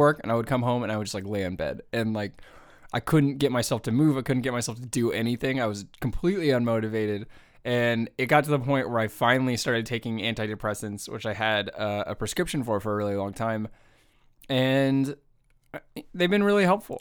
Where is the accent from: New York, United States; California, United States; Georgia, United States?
California, United States; San Jose; born or raised there; moved away